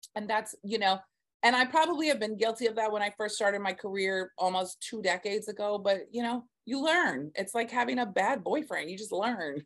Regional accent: Texas, United States; now in Staten Island, United States; I'm actually from Texas, born and raised

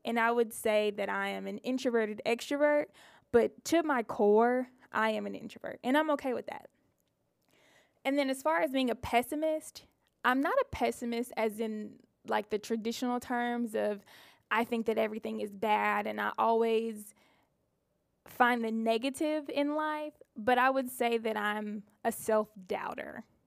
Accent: Mississippi, United States; I'm a Mississippi girl, born and raised

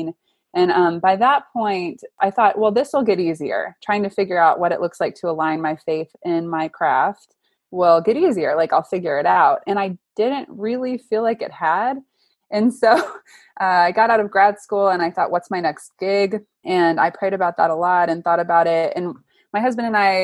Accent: Austin, Texas, United States; moved away as an adult; also born or lived in New York; back to my hometown. So that took us back to Austin

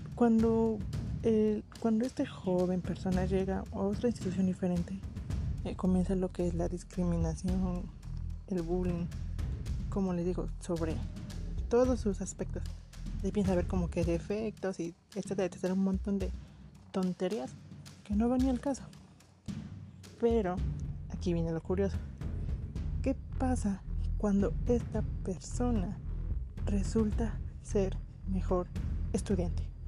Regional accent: Mexico; como mexicanos

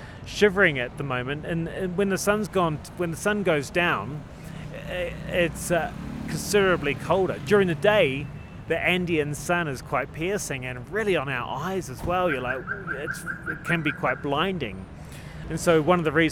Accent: New Zealand; moved away; we do in New Zealand

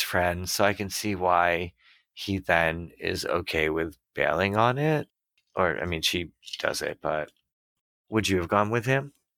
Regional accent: Massachusetts, United States; I'm from Massachusetts

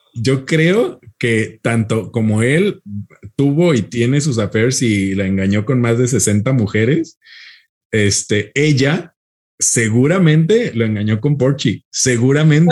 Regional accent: Mexico; nosotros que somos mexicanos

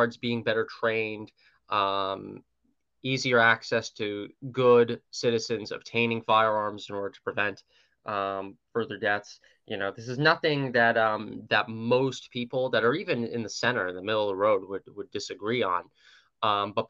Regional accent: New York, United States; my home state of New York, which, New York City's pretty blue, but I live in a red congressional district

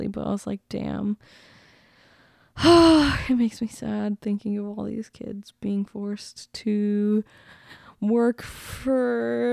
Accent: United States; I love being an American.

